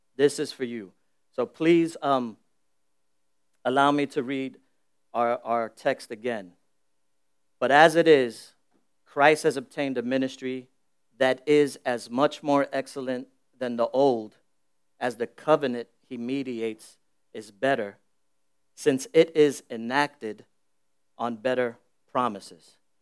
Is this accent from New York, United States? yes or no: yes; New York City, New York, United States; I'm born and raised in the Bronx. I, I was born in the South Bronx